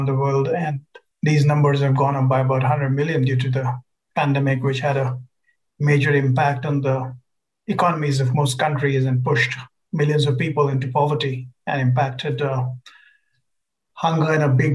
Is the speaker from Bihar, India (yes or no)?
yes; Bihar, India; I come from India and come from a very, very poor and backward state of Bihar in North India.